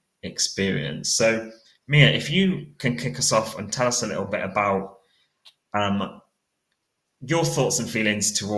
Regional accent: Cornwall, South West England, United Kingdom; I'm 29 years old and I'm from Cornwall

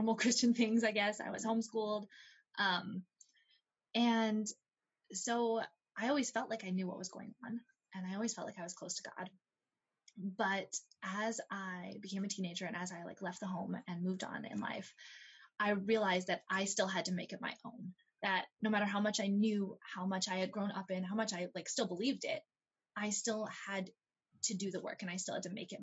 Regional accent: Ohio, United States; now in Texas, United States; I grew up in Ohio, actually. So far from here.

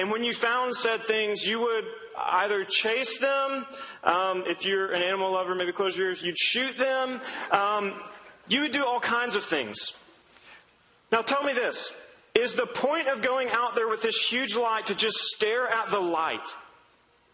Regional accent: Duncan, Oklahoma, United States; I grew up in Duncan, Oklahoma, which is a nothing of a town in southern Oklahoma

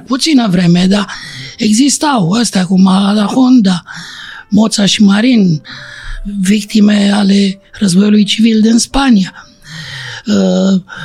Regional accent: Romania; Din România

